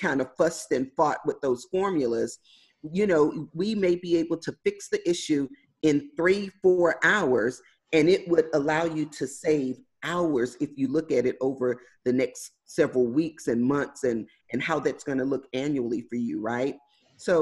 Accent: Houston, Texas, United States; So I grew up in Houston, Texas, in inner city, the hood, for all intents and purposes. I grew up in an area called Third Ward

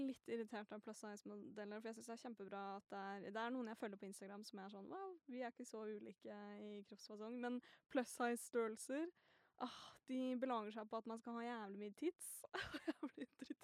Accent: Northern Norway, Norway; jeg også er jo nordlending

